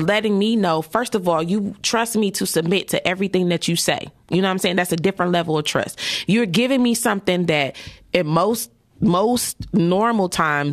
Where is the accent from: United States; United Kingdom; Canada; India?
United States; Detroit, Michigan; Down the street from my hood. I grew up on Dexter and Waverly